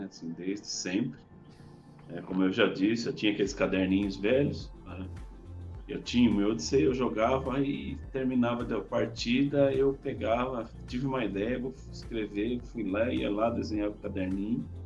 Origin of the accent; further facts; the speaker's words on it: São Paulo, Brazil; eu, eu sou de São Paulo, mas eu mudei para o interior, era uma cidade pequena, não, não existia recurso, não tinha curso de informática.